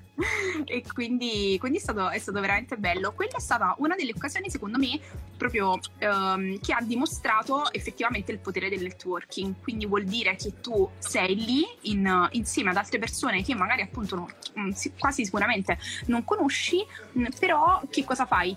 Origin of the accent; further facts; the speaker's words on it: Naples, Campania, Italy; moved away; amici storici comunque eh, che ho conosciuto al liceo sono ancora persone che sento, che comunque con cui condivido quando torno giù a Napoli